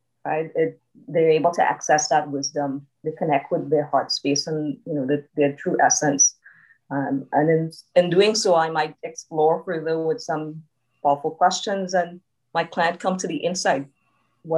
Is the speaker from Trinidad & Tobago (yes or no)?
yes; Trinidad & Tobago; now in Canada; being Trinidadian, I grew up in a close-knit community